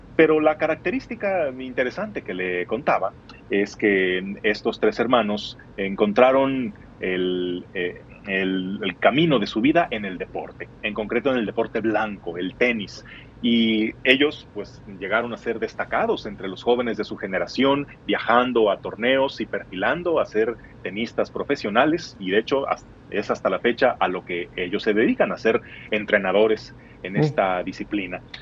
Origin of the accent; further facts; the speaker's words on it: Guadalajara, Jalisco, Mexico; soy de la Perla Tapatía, de Guadalajara, Jalisco